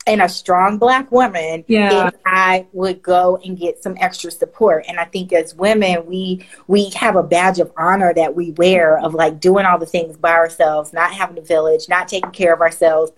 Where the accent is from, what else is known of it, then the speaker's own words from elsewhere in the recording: the South, United States; as a Black woman, you know, growing up in the South